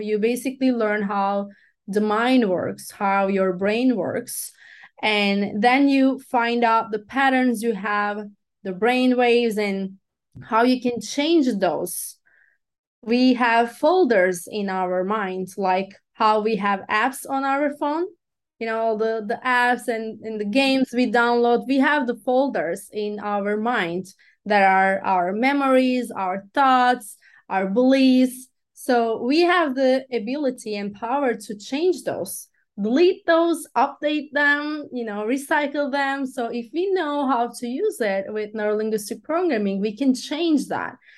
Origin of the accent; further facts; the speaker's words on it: Turkey; first language Turkish; English is a second language; moved away as an adult; also born or lived in Los Angeles, United States; I am from Turkey